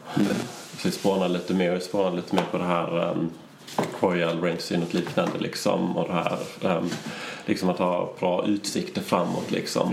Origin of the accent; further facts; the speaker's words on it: Sweden; vi var där från Sverige